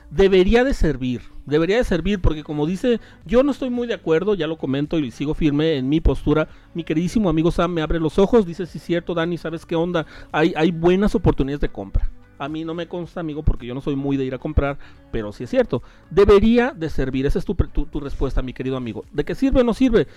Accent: Mexico

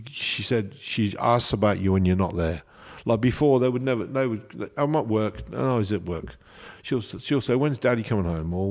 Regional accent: Coventry, West Midlands, United Kingdom; I'm from Coventry.

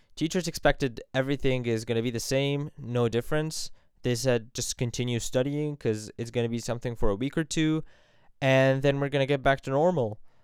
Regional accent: Vienna, Virginia, United States; moved away as an adult; also born or lived in Cairo, Egypt; now in Egypt; from Cairo, Egypt, but grew up in Vienna, Virginia

